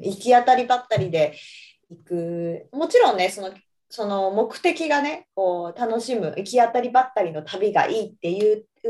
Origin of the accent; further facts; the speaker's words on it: Iwate, Japan; moved away as an adult; also born or lived in Canada / Tokyo; now in Australia; 岩手出身だったから岩手に住むっていう選択肢はまずない